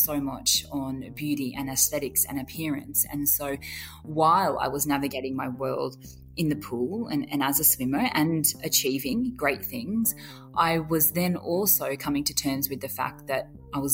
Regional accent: Grafton, New South Wales, Australia; I grew up in country near South Wales in Grafton on the far north coast

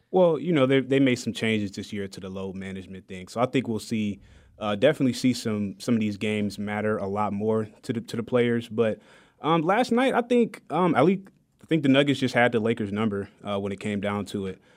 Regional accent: Detroit, Michigan, United States; now in Wichita, United States; I'm born and raised in Detroit, Michigan

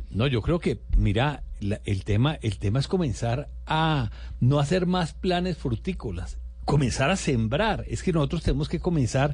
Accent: Valle del Cauca, Colombia

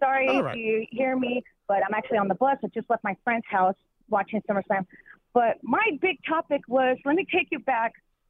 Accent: Los Angeles, California, United States; WrestleMania 7 came here to Los Angeles, to my hometown.

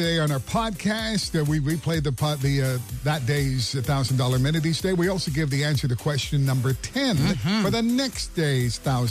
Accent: Parrsboro, Nova Scotia, Canada; now in Halifax, Canada; people know I'm from Parsboro, which is not really that close to Wild Caraway, but it's the closest town to where this is.

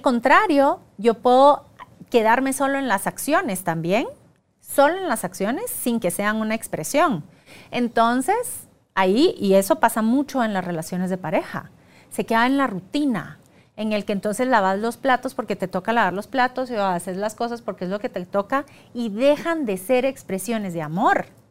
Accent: Guatemala; soy guatemalteca

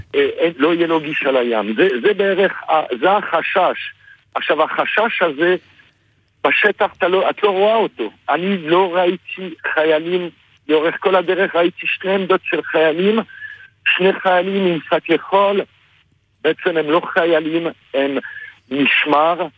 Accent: France; now in Israel; אני הרבה שנים בארץ, אה. אבל אני בא מצרפת במקור

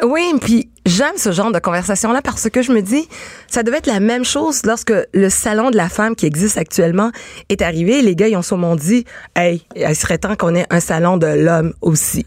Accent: Quebec, Canada; je suis née ici au Québec

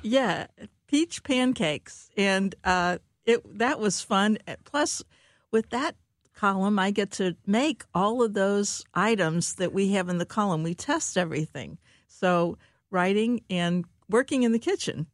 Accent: Cincinnati, Ohio, United States; moved away as an adult; now in St. Louis, United States; I grew up in Cincinnati, uh, Ohio

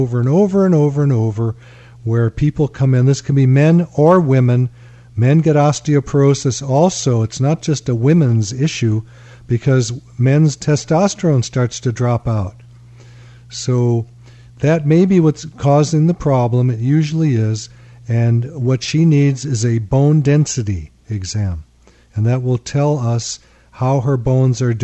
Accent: Chicago, Illinois, United States; moved away; I come from Chicago, where he came from, and I was a lawyer

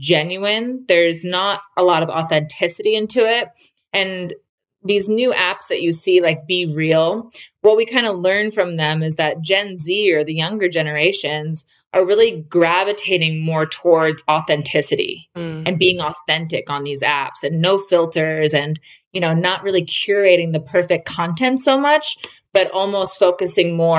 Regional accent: New Jersey, United States; moved away as an adult; also born or lived in Florida; now in Utah, United States; I'm originally from New Jersey, and then I went to college in Florida, and then I moved to Utah about 8 years ago

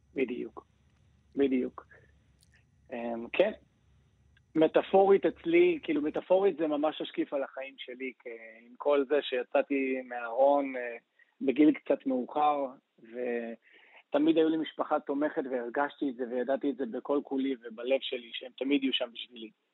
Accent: Acre, Northern District, Israel; moved away; also born or lived in Los Angeles; ונולדתי וגדלתי בעכו

